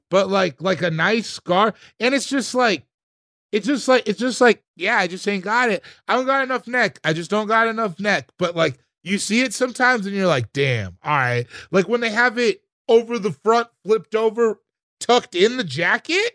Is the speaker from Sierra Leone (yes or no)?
yes; Sierra Leone; I'm from Sierra Le-, I'm from Sierra Leone